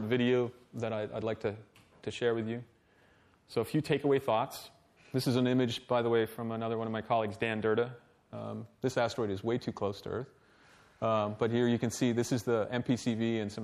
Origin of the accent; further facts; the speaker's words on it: Canada; I'm Canadian